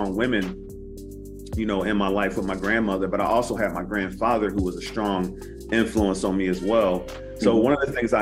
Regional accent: Philadelphia, Pennsylvania, United States; I grew up in Philadelphia, Pennsylvania

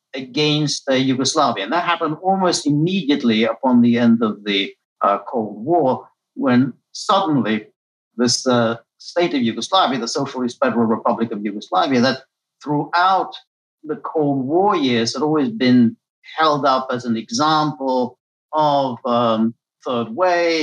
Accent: United Kingdom; also born or lived in Hungary; I grew up in the United Kingdom

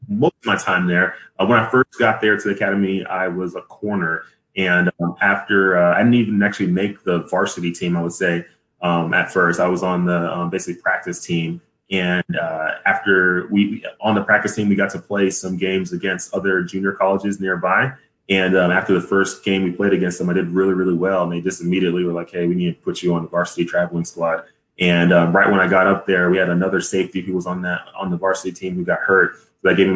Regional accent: Dallas, Texas, United States; moved away as an adult; originally I'm from Dallas, Texas. I grew up there my whole life

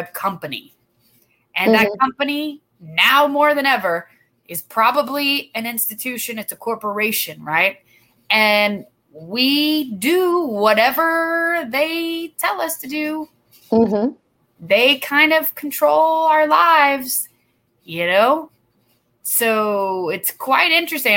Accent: Douglasville, Georgia, United States; Douglasville, my hometown

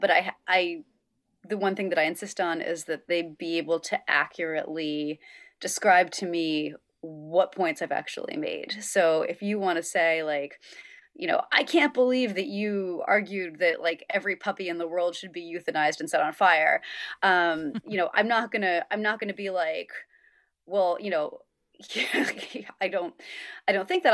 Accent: upstate New York, United States; a state trooper in my hometown of upstate New York

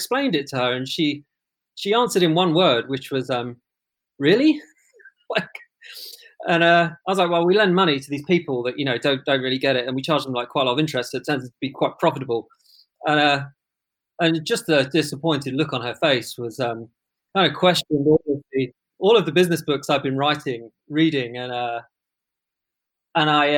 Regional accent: London, United Kingdom; I grew up in London

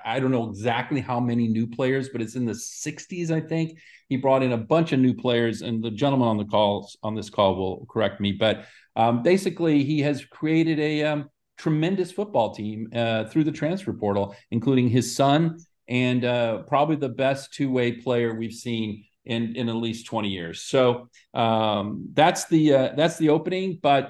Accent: Omaha, Nebraska, United States; moved away as an adult; my hometown of Omaha, where I could get sued if I say this, but I'm a mutant of Omaha, Nebraska, lived all over the world, but returned here.

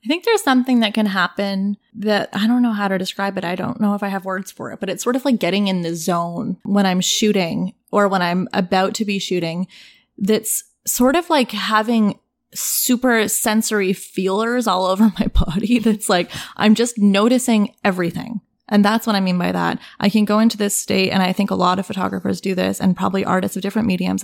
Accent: Toronto, Ontario, Canada; I grew up in Toronto. I grew up in the east end of Toronto in a neighborhood called The Beaches

